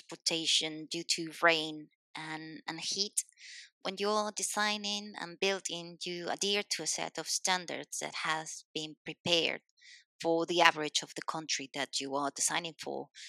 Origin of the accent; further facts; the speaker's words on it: Spain; English is a second language; also born or lived in Madrid, Spain / Scotland; I'm a Spanish civil engineer